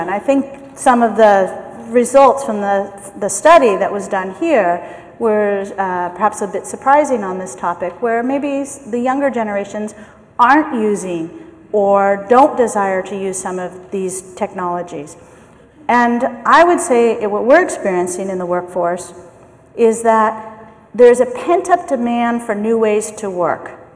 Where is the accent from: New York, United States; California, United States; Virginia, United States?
California, United States; San Francisco; I am from San Francisco. I'm from the US